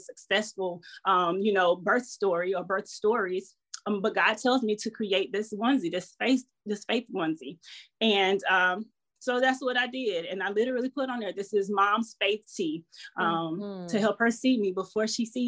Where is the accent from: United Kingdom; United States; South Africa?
United States; Southeast Georgia; now in Virginia, United States; I am a country girl born and raised in Georgia, Southeast Georgia